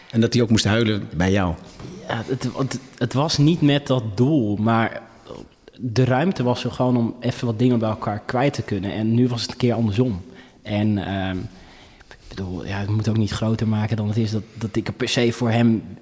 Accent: Ethiopia; now in Netherlands; het voordeel dat ik uit Ethiopië kom... is dat ik ondanks mijn lengte wel stevige billen

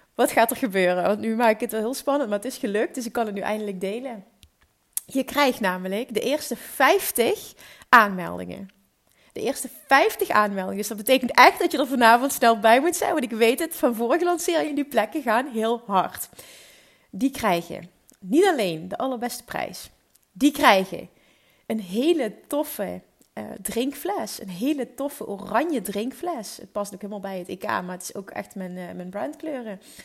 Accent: Netherlands; Ik ben in Nederland geboren

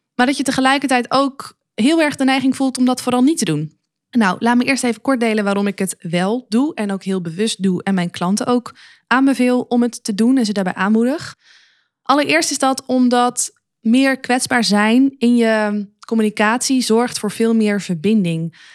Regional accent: Luttelgeest, Flevoland, Netherlands; moved away; also born or lived in Zwolle; ik kom oorspronkelijk uit de Noordoostpolder, een plaatsje genaamd Luttelgeest.

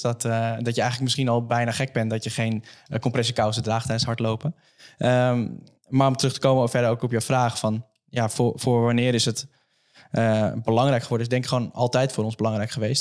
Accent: Almere, Flevoland, Netherlands; ik kom zelf uit Almere

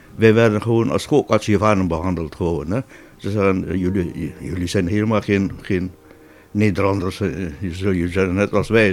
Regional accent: Borong, East Java, Indonesia; moved away as an adult; now in Netherlands; Ik ben daar dus niet geboren, maar in Borong. En daar heb ik mijn, ja, mijn hele jeugd doorgebracht.

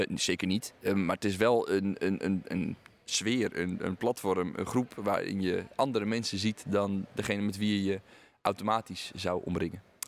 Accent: Aalsmeer, North Holland, Netherlands; Ik ben namelijk geboren in Alsmeer en woon nu in een dorp daarnaast

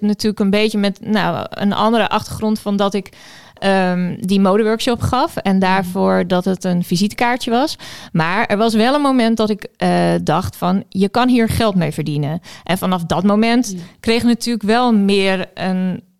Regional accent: Friesland, Netherlands; moved away as an adult; also born or lived in Amsterdam; now in Groningen, Netherlands; Ik kom eigenlijk uit Friesland en ik heb hier rechten gestudeerd.

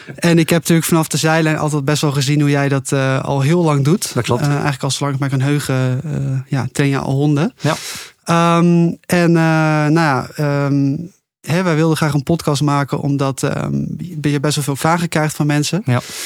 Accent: Netherlands; ik kom uit Nederland. Ik ben dit land heel erg gewend.

